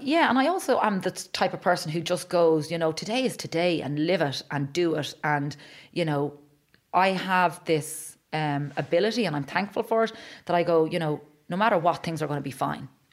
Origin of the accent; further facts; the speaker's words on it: Ireland; as Irish people